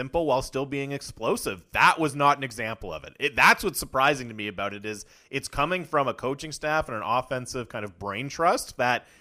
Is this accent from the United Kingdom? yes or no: no; Canada; we're Canadian